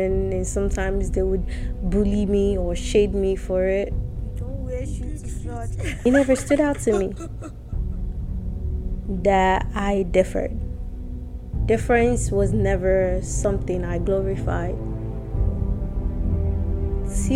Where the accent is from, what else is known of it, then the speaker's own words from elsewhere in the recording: Nigeria; now in United States; I grew up in Nigeria